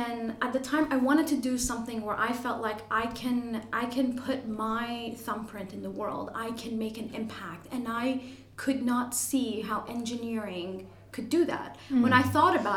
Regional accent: Toronto, Ontario, Canada; accent: Canadian; moved away as an adult; now in Ireland; I'm Canadian, you probably can tell with the accent. I'm from Toronto, proud Torontonian

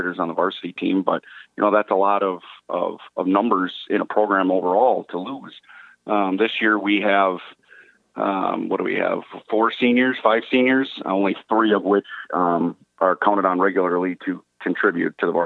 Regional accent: West Salem, Wisconsin, United States; moved away as an adult; also born or lived in Fond du Lac, Wisconsin; now in Waupun, United States; I actually grew up over by La Crosse. Actually, I grew up in West Salem.

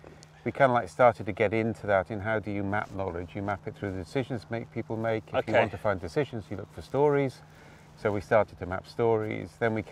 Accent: Wales, United Kingdom; Oh, I grew up in Wales, so we went sailing Wednesday night and Sunday morning, and then climbing Saturday and Sunday evening.

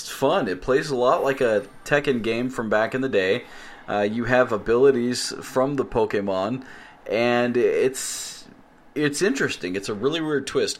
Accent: United States; accent: American; We sound American

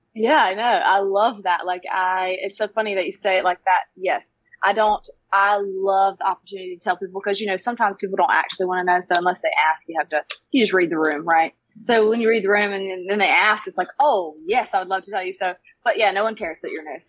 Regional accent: Brown Summit, North Carolina, United States; I grew up in Brown Summit, that's what it's called

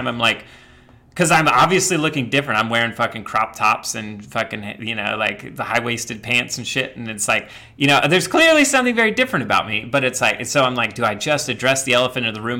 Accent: Midwest, United States; I grew up in the Midwest

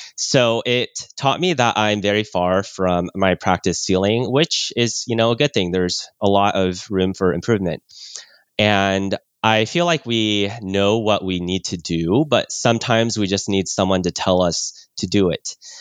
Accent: California, United States; born or raised there; also born or lived in Oklahoma

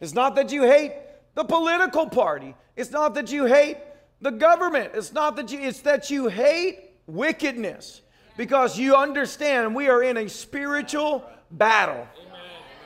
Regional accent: the South, United States; I was raised in the South

